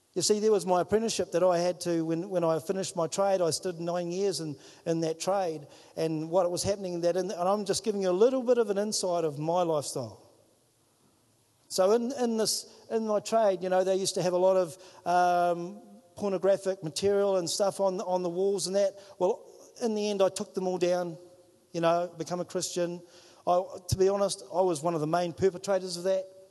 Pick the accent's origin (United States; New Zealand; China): New Zealand; Whangarei, Northland; moved away as an adult; now in Wellington, New Zealand; I'm from Whangarei